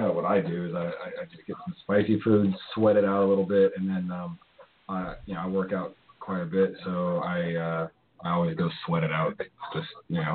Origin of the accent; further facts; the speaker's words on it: South Texas, United States; Uh, well, I'm from South Texas